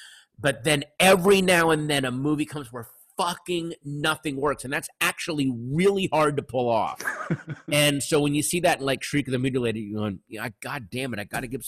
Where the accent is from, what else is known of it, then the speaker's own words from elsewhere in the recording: Sterling, Virginia, United States; moved away; I grew up in the suburbs. I had no access to any kind of good art film or anything like that. And now in my hometown of Sterling, Virginia, there's a Alamo Draft House.